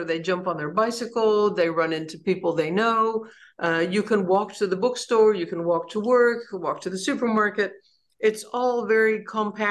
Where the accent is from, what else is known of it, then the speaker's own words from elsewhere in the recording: Los Angeles, California, United States; also born or lived in Mojave Desert; now in Netherlands; I was born in the Mojave Desert, and I grew up in Los Angeles